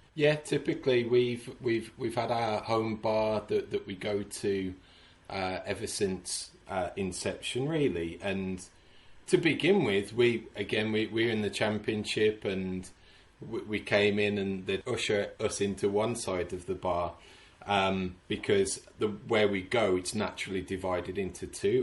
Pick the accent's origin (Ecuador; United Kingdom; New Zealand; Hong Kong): United Kingdom; Sedgley, West Midlands; moved away as an adult; now in Houston, United States; born and raised in Sedgley